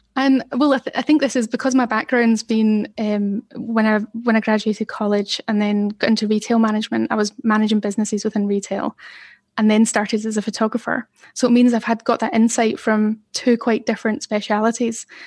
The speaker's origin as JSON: {"language": "English", "town": "Glasgow", "region": "Scotland", "country": "United Kingdom", "tie": "born or raised there", "moved": "as an adult", "lives_now": "Manchester, United Kingdom", "said": "I grew up in the East End of Glasgow"}